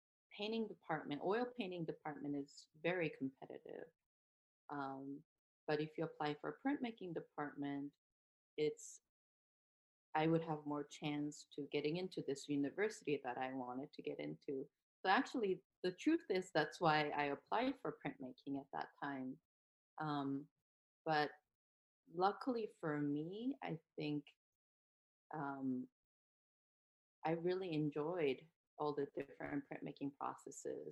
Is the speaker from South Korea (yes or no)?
yes; South Korea; moved away as an adult; now in United States; I'm from South Korea, and I did my undergraduate degree in Korea and then moved to US